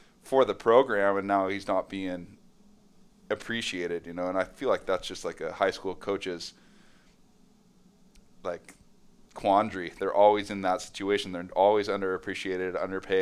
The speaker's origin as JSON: {"language": "English", "town": "San Clemente", "region": "California", "country": "United States", "tie": "born or raised there", "also_born_or_lived": "Los Angeles", "said": "San Clemente now it's not a small town. That's, you know, 65,000 people"}